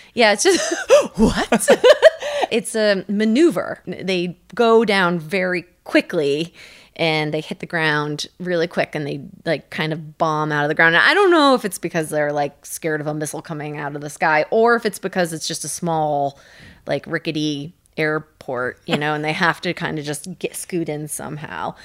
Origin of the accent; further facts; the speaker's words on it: United States; also born or lived in India / Kenya; I grew up in the United States.